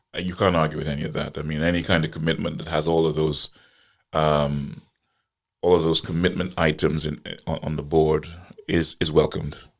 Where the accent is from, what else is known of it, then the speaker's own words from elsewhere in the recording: Guyana; moved away; also born or lived in Trinidad; I was born in Guyana and, uh, but I have an apartment in Trinidad.